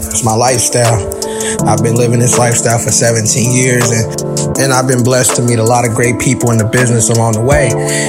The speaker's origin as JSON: {"language": "English", "town": "Oakland", "region": "California", "country": "United States", "said": "I'm from Oakland, California."}